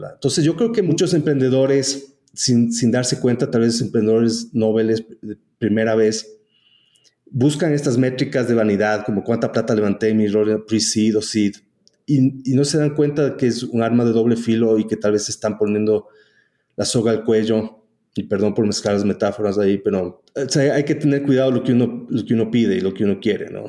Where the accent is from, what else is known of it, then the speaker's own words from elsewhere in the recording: Ecuador; also born or lived in United States / El Salvador / San Francisco; vinimos al Ecuador y me crié aquí.